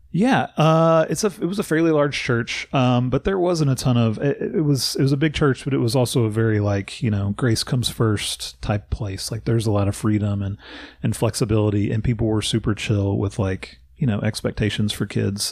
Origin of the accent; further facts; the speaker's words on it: Bowling Green, Kentucky, United States; now in Louisville, United States; I grew up in Bowling Green, about an hour and a half south of Louisville